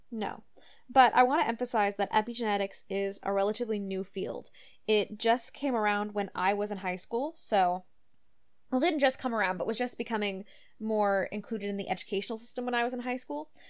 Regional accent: United States; now in Canada; I grew up in the United States

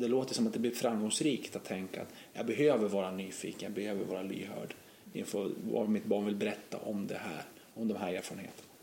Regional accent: Gävle, Gävleborg County, Sweden; Brynäs en stadsdel, där jag växte upp

